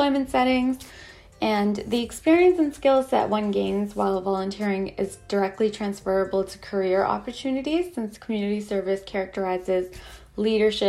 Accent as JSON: {"language": "English", "region": "Ontario", "country": "Canada", "said": "I'm from Canada"}